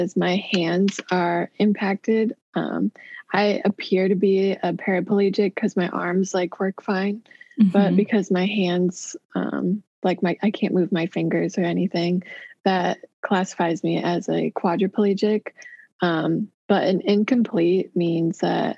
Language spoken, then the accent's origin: English; Des Moines, Iowa, United States; I was born in Iowa City, Iowa, and around age 6, I moved to Des Moines.